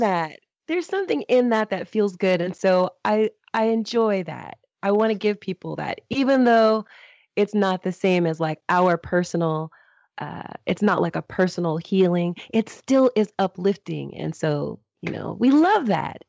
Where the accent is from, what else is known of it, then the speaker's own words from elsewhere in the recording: United States; I'm American